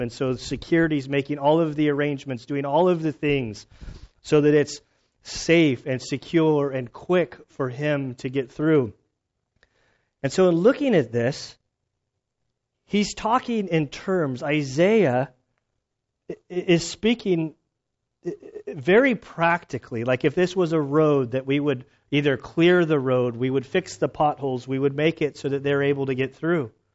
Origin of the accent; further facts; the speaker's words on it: United States; moved away; My childhood growing up in Lake Tahoe area, uh, for about six years there